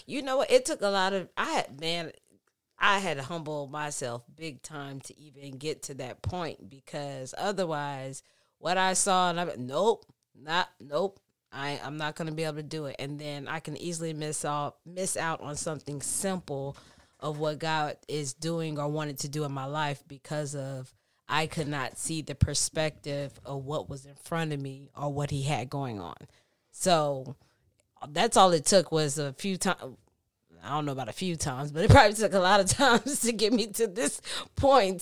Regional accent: Texas, United States; now in California, United States; I'm from Texas and that's the Bible Belt

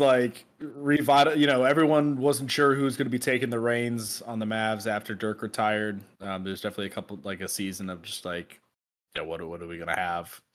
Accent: Dallas-Fort Worth, Texas, United States; growing up in the Dallas-Fort Worth area

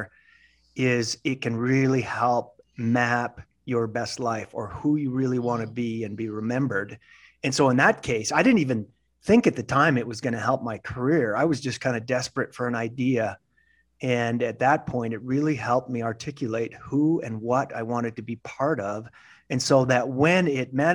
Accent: Western Canada, Canada; moved away as an adult; I was from Western Canada, graduated, did well, got an MBA program in Eastern Canada

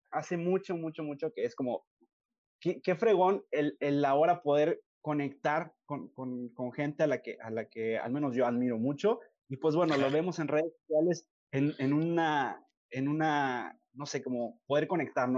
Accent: Nuevo Laredo, Tamaulipas, Mexico; yo soy de Nuevo Laredo

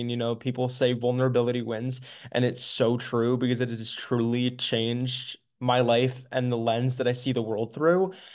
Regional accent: Maryland, United States; I am from Maryland, United States

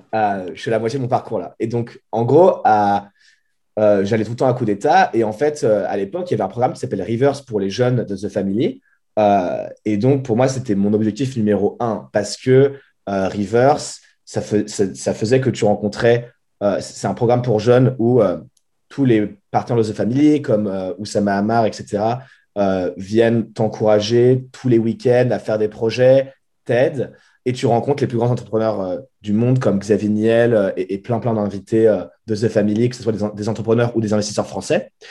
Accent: Boulogne-Billancourt, Île-de-France, France; moved away as an adult; now in San Francisco, United States; je viens de Boulogne-Billancourt, donc dans la banlieue parisienne

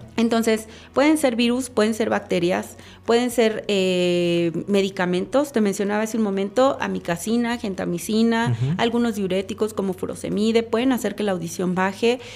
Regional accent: Chiapas, Mexico; moved away as an adult; also born or lived in Monterrey, Nuevo León / Mexico City; yo soy nacida en el estado de Chiapas

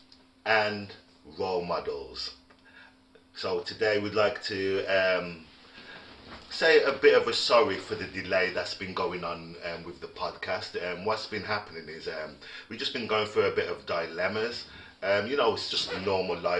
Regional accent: Wolverhampton, West Midlands, United Kingdom; we all grew up in Wolverhampton where everybody knew

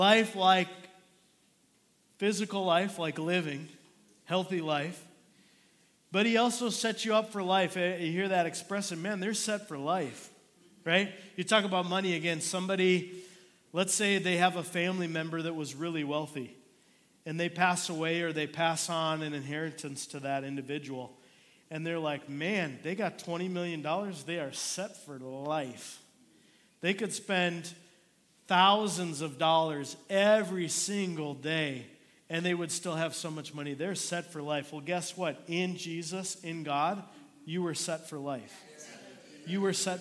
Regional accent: Minnesota, United States; moved away; I was born and raised in Minnesota

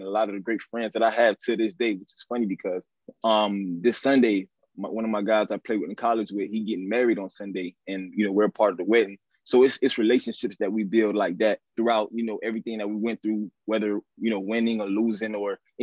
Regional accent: Hollywood, Florida, United States; born and raised in Florida

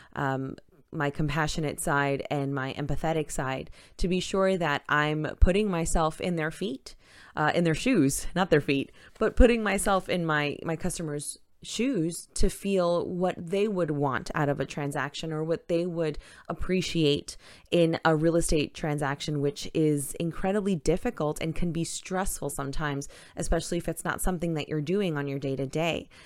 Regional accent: New York City, New York, United States; moved away as an adult; also born or lived in Manhattan / Brooklyn; now in Florida, United States; I, like I had mentioned, am from Queens, New York. Uh, born in Manhattan, spent some time in Queens, lived in Brooklyn, and then back to Queens

